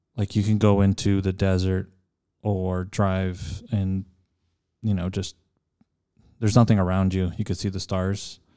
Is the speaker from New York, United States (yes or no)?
no; El Paso, Texas, United States; also born or lived in California; born and raised in El Paso